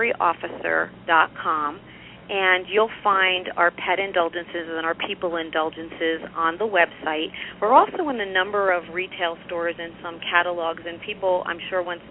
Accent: New York, United States; accent: New York; moved away as an adult; now in Southern California, United States; I'm a New York transfer

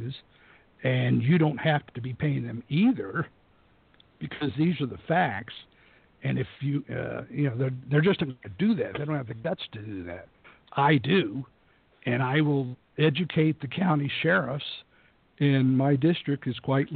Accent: San Antonio, Texas, United States; also born or lived in Austin, Texas; now in West Texas, United States; I was born and raised in San Antonio, and I finished up my school at UT Austin

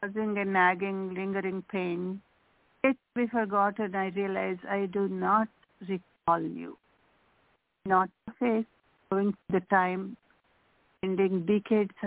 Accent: India; English is a second language; moved away; I'm physically from India, but my mind, my soul is from here, from this land

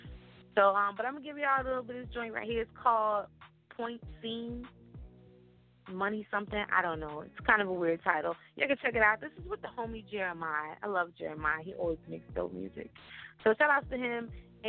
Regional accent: West Coast, United States; now in New York, United States; Like, I'm originally from the West Coast. You probably can't tell that because I've been in New York for so long.

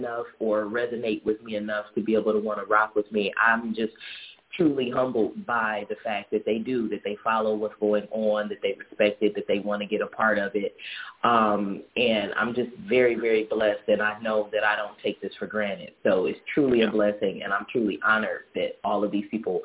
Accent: Detroit, Michigan, United States; moved away; also born or lived in Jackson, Mississippi; this is my hometown. This is where I was born and raised

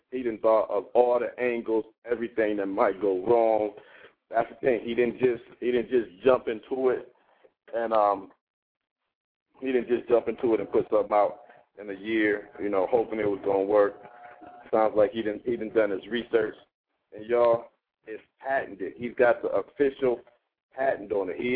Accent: Pittsburgh, Pennsylvania, United States; now in Miami, United States; I'm from uh, I'm from Pittsburgh. I'm down here in Miami right now, though.

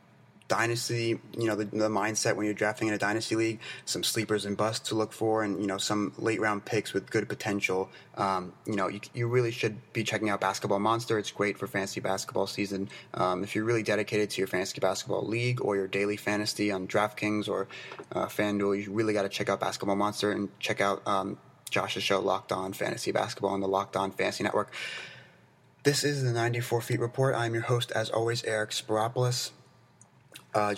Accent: United States; I'm American

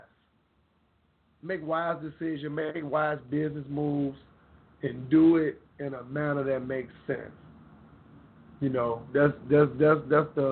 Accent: Memphis, Tennessee, United States; I got my hometown, North Memphis, 10, Tennessee

